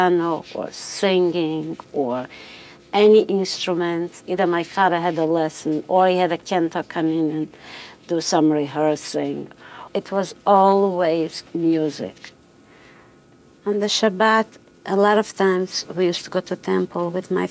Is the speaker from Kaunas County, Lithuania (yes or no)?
no; Vilnius, Vilnius County, Lithuania; I was born in Vilna into a very musical family.